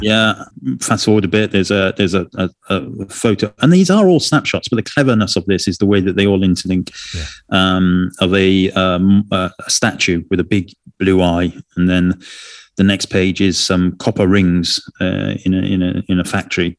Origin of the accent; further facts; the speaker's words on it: Wales, United Kingdom; I'm from Wales